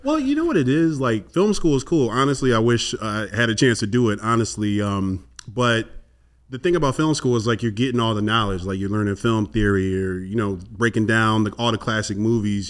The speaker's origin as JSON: {"language": "English", "town": "Chicago", "region": "Illinois", "country": "United States", "tie": "born or raised there", "said": "I'm, I'm from Chicago as well"}